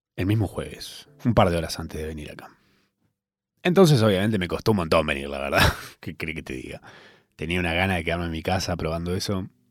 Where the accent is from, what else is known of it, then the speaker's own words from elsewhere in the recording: Argentina; Yo soy argentino